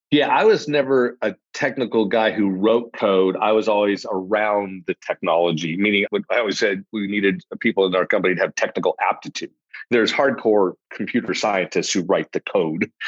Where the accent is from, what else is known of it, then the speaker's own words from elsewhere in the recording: Los Angeles, California, United States; now in Austin, United States; grew up in a I like to say lower middle class family is the right term for it. My dad was a social worker, my mom was a teacher, so it gives you a sense of the of the uh, lack of financial stature there. In in the suburbs